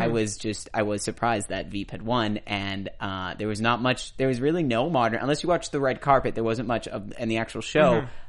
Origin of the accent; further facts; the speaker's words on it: Boston, Massachusetts, United States; now in Southern California, United States; I'm from Boston.